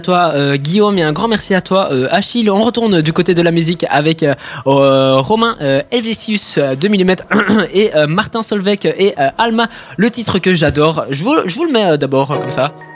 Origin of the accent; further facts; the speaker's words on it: Italy; en tant qu'Italien